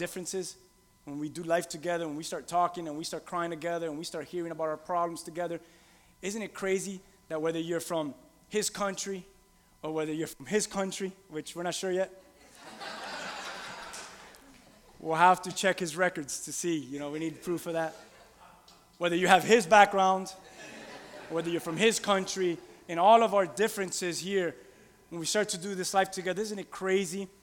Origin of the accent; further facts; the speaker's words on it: Key West, Florida, United States; I'm from a country called Key West, Florida.